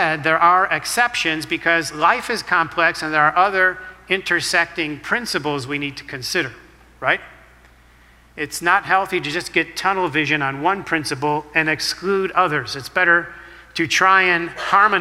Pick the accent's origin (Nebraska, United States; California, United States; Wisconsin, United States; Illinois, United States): Illinois, United States; Chicago; I'm born and raised in the city of Chicago. That's my hometown.